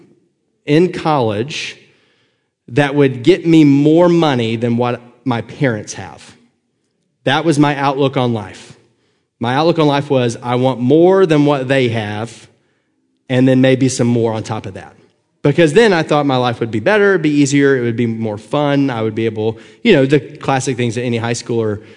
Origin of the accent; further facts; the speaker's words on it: Northwest Georgia, United States; I grew up in Northwest Georgia, right underneath Chattanooga. So anytime people ask me where I'm from, I just say Chattanooga, because trying to explain Chickamauga or Fort Oglethorpe just takes too long